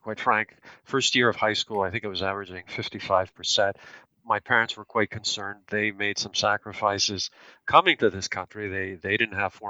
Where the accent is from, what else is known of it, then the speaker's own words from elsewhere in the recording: Toronto, Ontario, Canada; I was born in Toronto, raised here from immigrant parents who were born in Greece